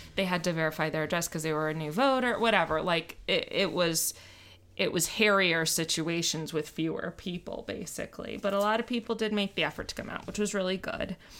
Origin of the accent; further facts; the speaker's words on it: Miami, Florida, United States; I grew up in Miami